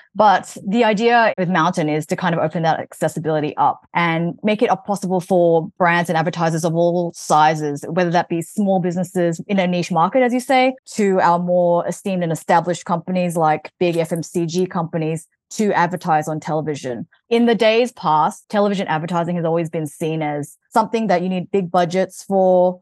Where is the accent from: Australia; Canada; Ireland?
Australia; Melbourne, Victoria; moved away as an adult; also born or lived in New York / Hawaii; now in Los Angeles, United States; I'm originally from Melbourne, Australia, but I moved to the U S in two thousand and thirteen